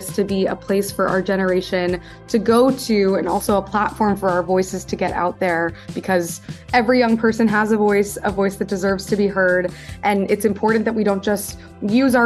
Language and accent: English; Midwest, United States; moved away as an adult; also born or lived in East Coast; born in the Midwest, and my whole story really starts when I was growing up in an environment where I was very different from my peers